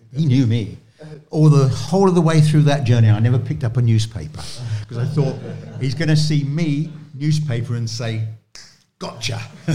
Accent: London, United Kingdom; I said, you know, I'm come from London, you're in London.

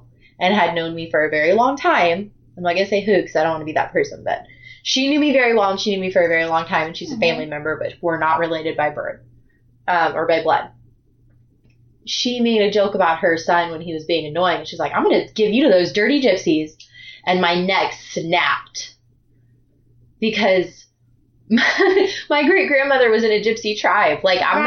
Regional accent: United States; my sisters and I are the first to be born in the United States. So I come from a very big immigrant family

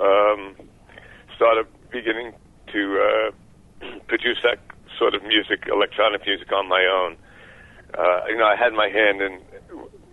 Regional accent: Oceanside, New York, United States; I grew up in Long Island

